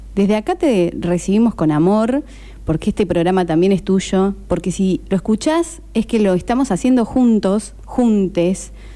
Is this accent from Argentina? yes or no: yes; Córdoba, Argentina; moved away as an adult; also born or lived in Esquel, Chubut; now in Necochea, Argentina; Soy cordobesa. Y me vine a vivir a Necochea hace 10 años